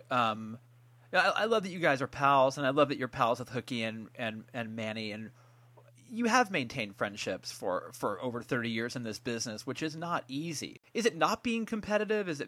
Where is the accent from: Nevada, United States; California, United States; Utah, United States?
California, United States; San Francisco; growing up in California, I'm I'm from San Francisco